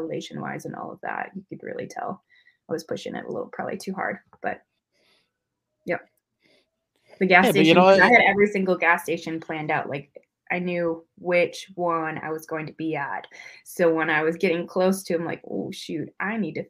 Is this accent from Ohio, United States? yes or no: no; Wisconsin, United States; accent: Midwest; I'm from Wisconsin